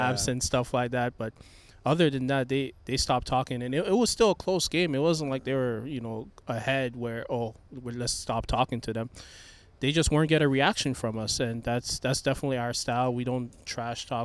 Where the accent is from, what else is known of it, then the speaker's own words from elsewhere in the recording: Toronto, Ontario, Canada; moved away as an adult; now in Memphis, United States; I was born in Toronto